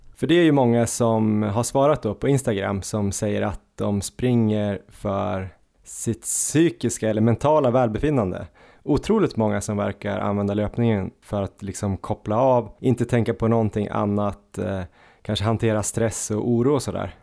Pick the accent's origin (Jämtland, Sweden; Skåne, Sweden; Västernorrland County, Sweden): Jämtland, Sweden; vi är från Jämtland